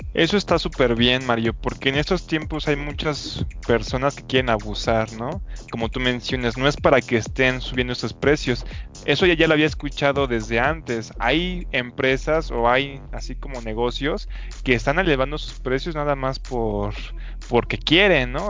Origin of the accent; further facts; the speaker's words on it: Michoacán, Mexico; moved away; yo soy de Michoacán